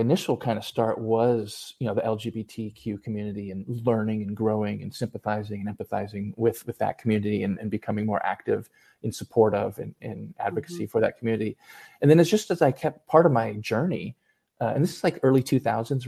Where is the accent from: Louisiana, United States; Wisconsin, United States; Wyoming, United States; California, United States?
California, United States; San Diego; I grew up in San Diego